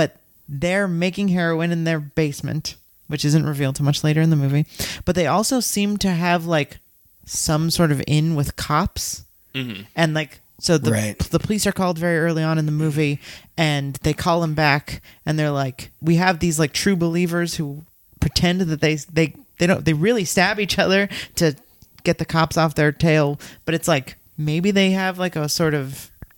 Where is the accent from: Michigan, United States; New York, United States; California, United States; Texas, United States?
California, United States; Los Angeles; my history with this is I grew up in Los Angeles, and I got into punk really early.